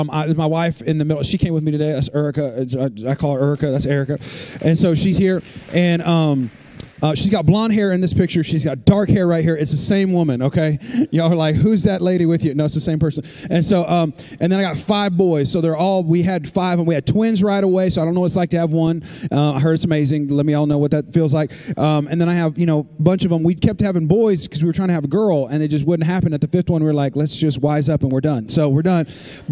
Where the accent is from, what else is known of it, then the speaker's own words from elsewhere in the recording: California, United States; and we've never seen anything like that, because I'm from California.